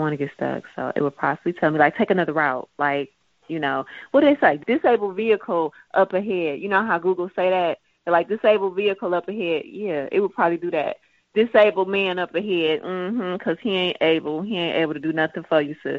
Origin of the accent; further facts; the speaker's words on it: Hamtramck, Michigan, United States; also born or lived in Rochester Hills, Michigan; I grew up in Hamtramck, Michigan, and then Rochester Hills.